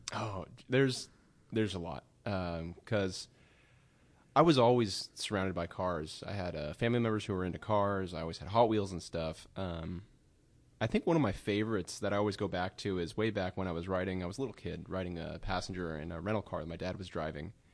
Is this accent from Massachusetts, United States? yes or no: no; Sacramento, California, United States; I grew up in Sacramento area